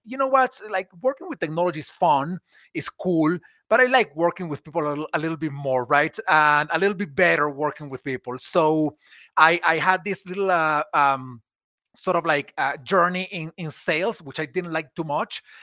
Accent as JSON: {"language": "English", "country": "Venezuela", "tie": "born or raised there", "moved": "as an adult", "lives_now": "United States", "said": "I was born in Venezuela, in South America, and I grew up there. I moved to the U S in, in two thousand eleven"}